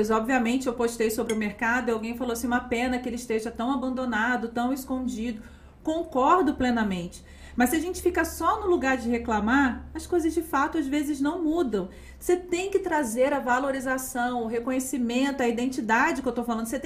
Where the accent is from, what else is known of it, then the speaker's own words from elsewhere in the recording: Campos dos Goytacazes, Rio de Janeiro, Brazil; Eu sou de Campos, né?